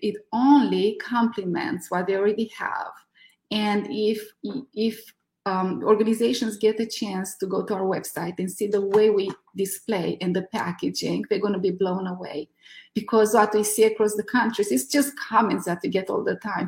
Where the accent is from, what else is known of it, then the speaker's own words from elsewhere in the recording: Romania; moved away as an adult; now in California, United States; I'm from Romania.